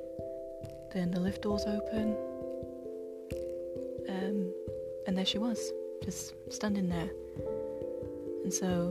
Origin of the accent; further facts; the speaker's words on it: United Kingdom; I am very British. Not your typical Londoner. No, I was born and raised in a very small town. Still live here.